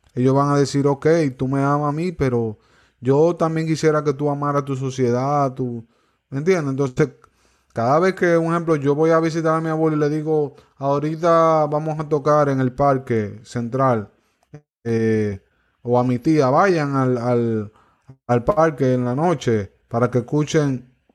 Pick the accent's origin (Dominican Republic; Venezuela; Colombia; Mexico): Dominican Republic; Cotuí, Sánchez Ramírez; mi pueblo, Cotuí